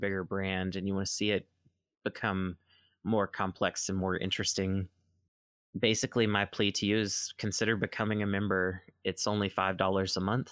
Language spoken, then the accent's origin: English; Mississippi, United States; moved away as an adult; also born or lived in Oregon; I've moved back to my home state of Mississippi